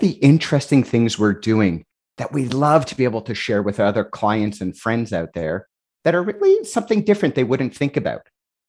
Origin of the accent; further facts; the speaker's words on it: Canada; I'm Canadian